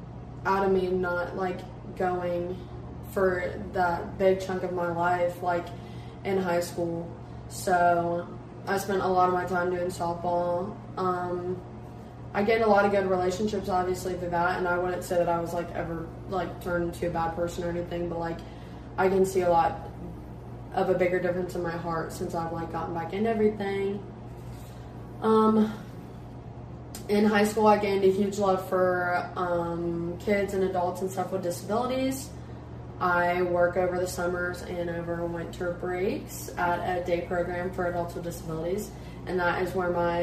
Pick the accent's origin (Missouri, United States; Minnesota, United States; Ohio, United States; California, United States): Ohio, United States; Lebanon; moved away as an adult; now in Morehead, United States; I grew up in Lebanon, Ohio, right in between Dayton and Cincinnati